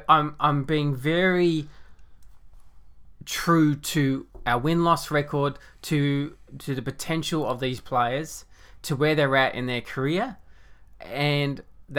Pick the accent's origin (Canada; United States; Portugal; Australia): Canada; I'm Canadian. Yeah, with my Canadian.